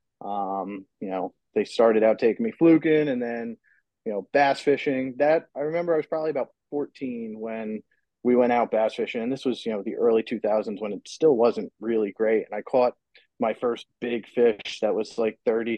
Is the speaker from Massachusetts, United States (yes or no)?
no; Manasquan, New Jersey, United States; I grew up in Manasquan here, where I'm living at now